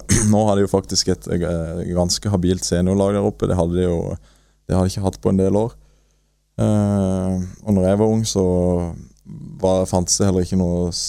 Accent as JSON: {"language": "Norwegian", "town": "Marnardal", "region": "Agder", "country": "Norway", "tie": "born or raised there", "said": "jeg er født og oppvokst i Marnardal. Spilte der sammen med vennene mine og kompisene mine."}